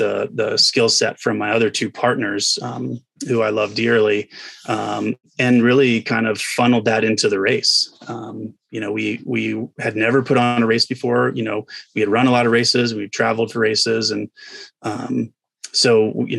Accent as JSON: {"language": "English", "region": "the South", "country": "United States", "tie": "born or raised there", "moved": "as an adult", "said": "I grew up in the South"}